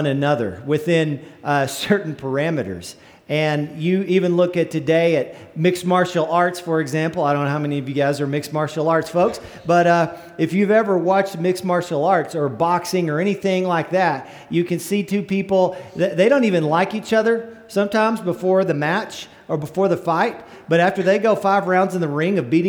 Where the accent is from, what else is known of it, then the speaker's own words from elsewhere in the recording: northern panhandle of Texas, United States; my little hometown up in the northern panhandle of Texas